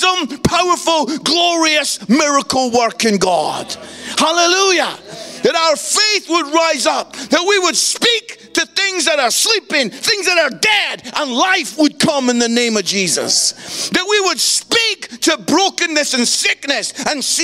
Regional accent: Scotland, United Kingdom; I'm Scottish

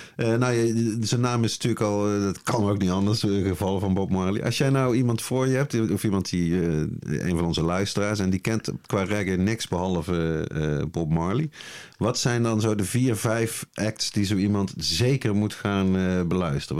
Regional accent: Nuenen, North Brabant, Netherlands; Ik eh, ben uit het altijd gezellige dorpje Nune

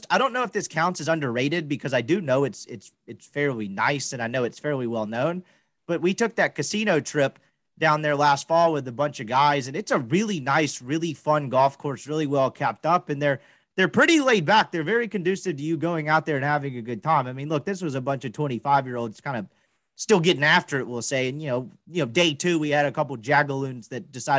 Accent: Mississippi, United States; moved away as an adult; now in Dallas-Fort Worth, United States; I'm just from Mississippi and like I've never lived in a major metroplex

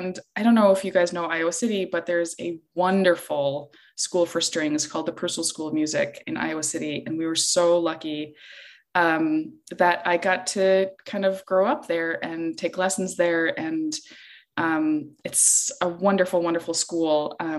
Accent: Iceland; moved away; I play the cello, and I'm originally from Iceland.

